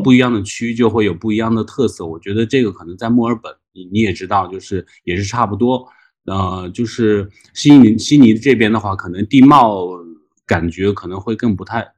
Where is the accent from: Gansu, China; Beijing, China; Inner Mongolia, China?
Gansu, China; Dunhuang; now in Australia; 出生地是那个敦煌，然后就是，呃，是一个戈壁啊、沙漠的一个地方